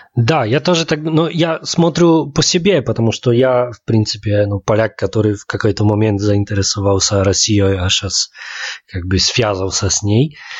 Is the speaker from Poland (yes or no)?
yes; Poland; now in Saint Petersburg, Russia; как поляк, в Питере, чувствую себя очень комфортно